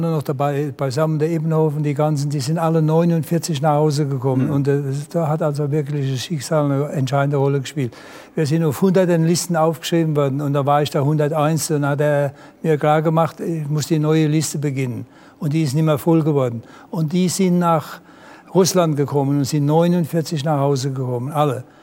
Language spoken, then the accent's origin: German; Germany; Ich sage, nee, ich bin Deutscher nichts Franzos.